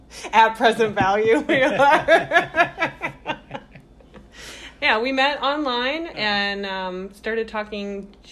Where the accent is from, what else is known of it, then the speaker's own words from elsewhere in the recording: Virginia Beach, Virginia, United States; Born and raised in Virginia Beach. I grew up here. I went to Princess Anne High School. My parents met at Princess Anne High School. My whole family went to Princess Anne High School. So I've been a beach girl forever.